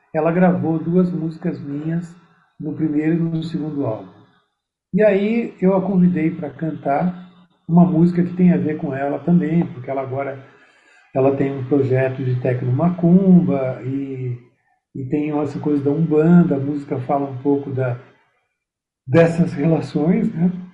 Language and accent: Portuguese; Curitiba, Paraná, Brazil; moved away as an adult; also born or lived in Santa Catarina; now in São Paulo, Brazil; Porque eu nasci em Santa Catarina, fui criado em Curitiba.